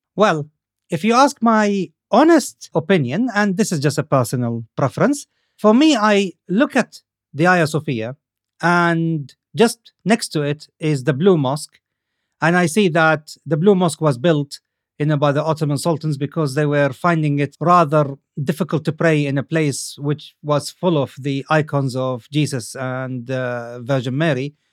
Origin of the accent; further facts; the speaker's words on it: Saudi Arabia; as a young man growing up in Saudi Arabia